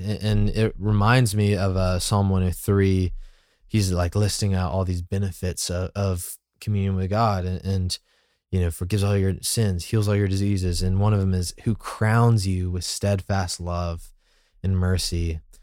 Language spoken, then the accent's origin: English; Birmingham, Alabama, United States; now in Atlanta, United States; I'm from Birmingham, and so I had to kinda, like, grow up and see more of the world